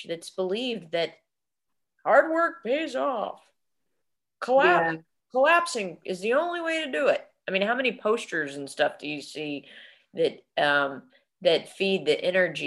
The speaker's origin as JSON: {"language": "English", "region": "Texas", "country": "United States", "said": "we're from Texas"}